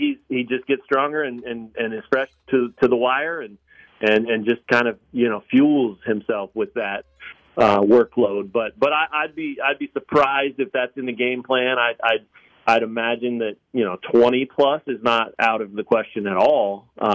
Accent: Lawrence, Kansas, United States; also born or lived in Colorado; I grew up in town here. I mean, I'm from Lawrence as long as it goes, pretty much, originally Colorado, but been here 34 years

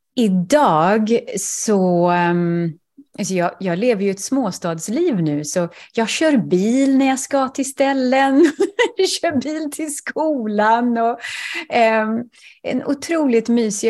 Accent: Sweden; moved away as an adult; also born or lived in Manhattan, New York, United States; now in Greenwich, Connecticut, United States; Som svensk

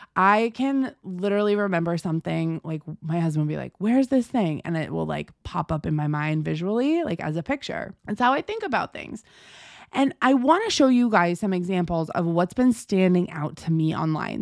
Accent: United States; I'm American

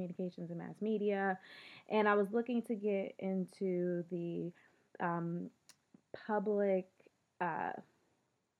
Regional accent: Philadelphia, Pennsylvania, United States; I grew up in Philly for the most part, one or two detours

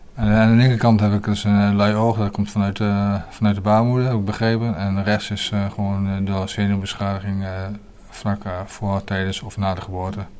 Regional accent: Hengelo, Overijssel, Netherlands; also born or lived in Leeuwarden; ik kom uit Hengelo, Overijssel

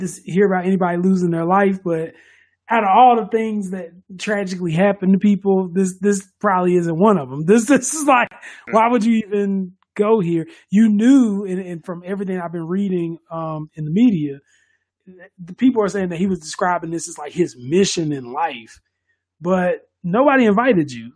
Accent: United States; we're from America

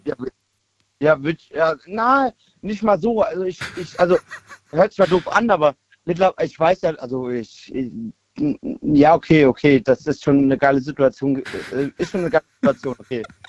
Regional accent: Kaiserslautern, Rhineland-Palatinate, Germany; ich komme erst ja aus Kaiserslautern

